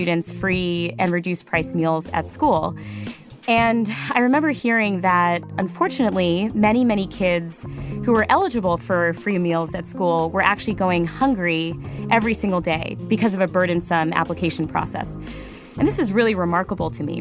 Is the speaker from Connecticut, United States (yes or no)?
yes; Cheshire, Connecticut, United States; I grew up in Cheshire, Connecticut